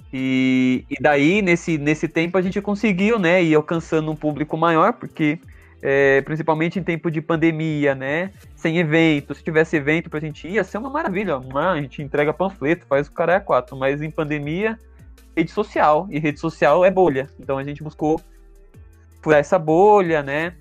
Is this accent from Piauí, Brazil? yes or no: no; Santo André, São Paulo, Brazil; Sou de Santo André